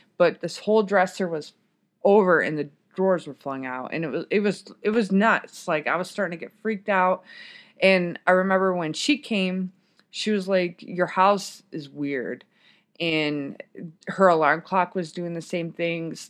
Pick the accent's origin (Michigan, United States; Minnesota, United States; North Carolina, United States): Michigan, United States; also born or lived in Washington / Germany; now in Texas, United States; I grew up in Michigan